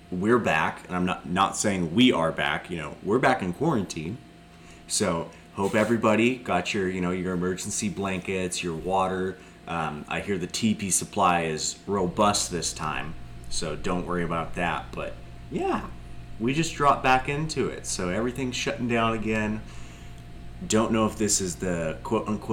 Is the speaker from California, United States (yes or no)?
yes; Chowchilla, California, United States; actually recording in Chowchilla, my hometown